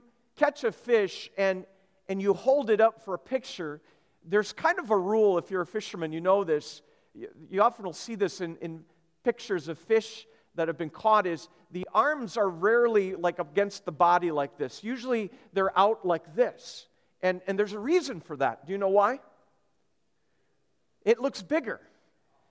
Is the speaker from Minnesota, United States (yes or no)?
yes; Minnesota, United States; I grew up in Minnesota